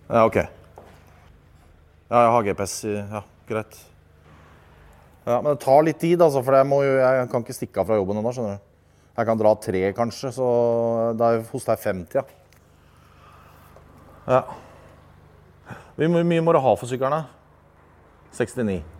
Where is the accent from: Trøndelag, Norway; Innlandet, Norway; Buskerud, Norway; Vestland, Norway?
Buskerud, Norway; Drammen; Å ja, jeg kommer fra fra Oslo, skjønner du. Rett vest for Oslo. Drammen.